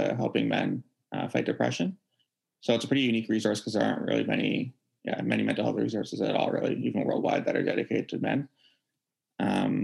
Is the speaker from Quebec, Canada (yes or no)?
no; Vancouver, British Columbia, Canada; born and raised in Vancouver